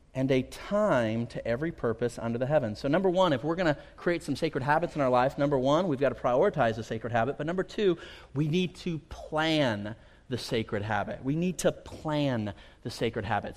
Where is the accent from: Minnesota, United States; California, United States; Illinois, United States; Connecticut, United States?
California, United States; Central Valley; I grew up here in the Central Valley